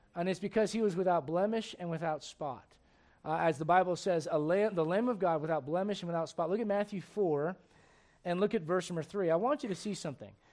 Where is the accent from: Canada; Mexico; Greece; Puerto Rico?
Puerto Rico; moved away